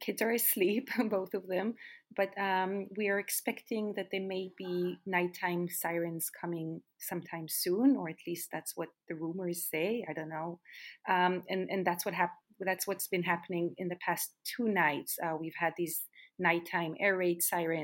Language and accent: English; Jerusalem, Jerusalem District, Israel; moved away as an adult; also born or lived in New York, United States; now in Tel Aviv, Israel; I grew up in Jerusalem